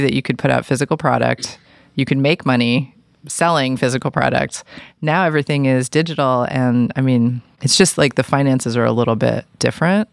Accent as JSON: {"language": "English", "town": "New York City", "region": "New York", "country": "United States", "tie": "born or raised there", "moved": "yes", "said": "I grew up in New York City"}